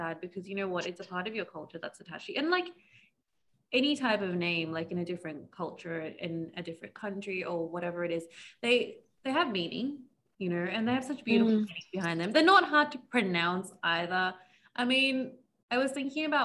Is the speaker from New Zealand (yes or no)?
no; Australia; As someone who was born and brought up in Australia